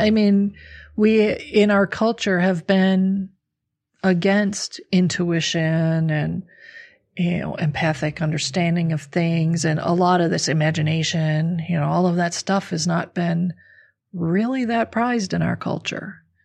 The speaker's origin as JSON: {"language": "English", "region": "Midwestern America", "country": "United States", "tie": "born or raised there", "said": "I grew up in a, you know, Midwestern American middle income family"}